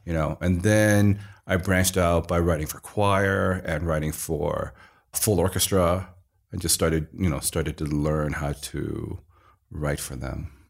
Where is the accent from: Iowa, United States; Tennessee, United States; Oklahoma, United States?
Iowa, United States; Iowa City; moved away; I was born in Iowa City, Iowa, and actually grew up in a very Chinese household